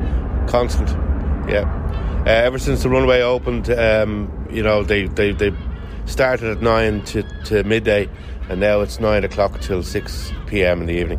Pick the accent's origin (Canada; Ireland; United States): Ireland; St Margaret's, Leinster; I'm from St Margaret's. My wife's from St Margaret's. So this is where we've always lived.